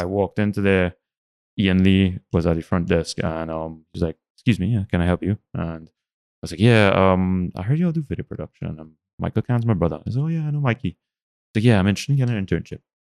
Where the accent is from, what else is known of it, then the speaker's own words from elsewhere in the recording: San Fernando, Trinidad & Tobago; I grew up in San Fernando during the oil boom of the eighties